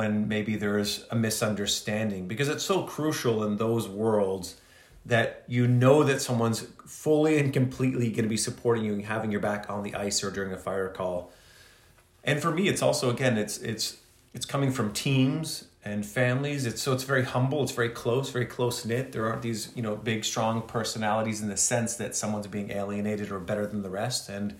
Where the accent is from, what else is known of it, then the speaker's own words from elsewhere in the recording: Kingston, Ontario, Canada; moved away as an adult; I did in Kingston, of which I grew up, so my hometown